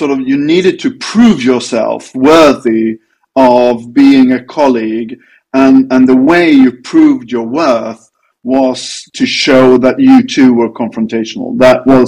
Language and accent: English; Sweden; from North Europe, Sweden.